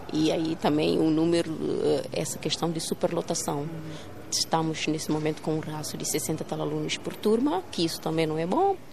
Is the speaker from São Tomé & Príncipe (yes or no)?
yes; São Tomé & Príncipe; português não é a nossa língua materna, mas, no entanto, ela continua a ser ensinada como se de uma língua materna se tratasse